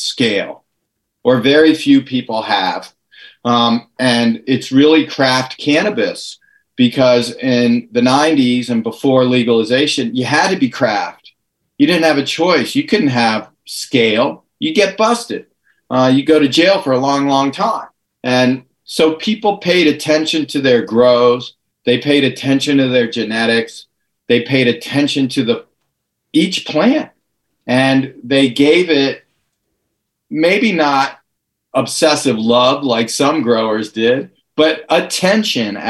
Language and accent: English; California, United States; my home state in California